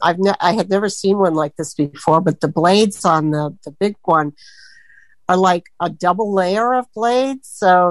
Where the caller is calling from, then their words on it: Sebring, Florida, United States; from Sebring, Florida, and I don't really have any questions.